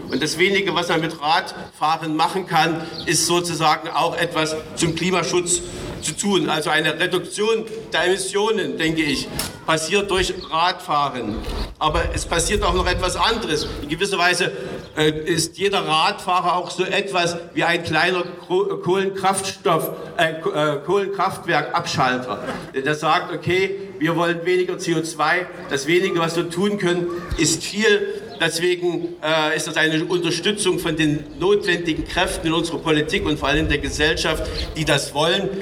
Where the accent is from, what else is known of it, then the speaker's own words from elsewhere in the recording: Germany; Wir müssen als Deutsche